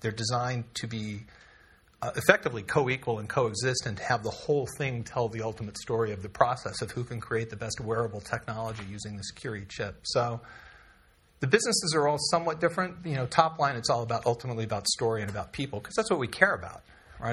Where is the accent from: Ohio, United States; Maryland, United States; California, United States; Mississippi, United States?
California, United States; also born or lived in Texas; I'm from California